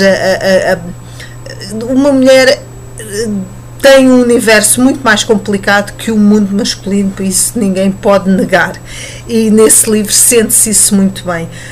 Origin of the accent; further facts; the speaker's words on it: Portugal; nós portugueses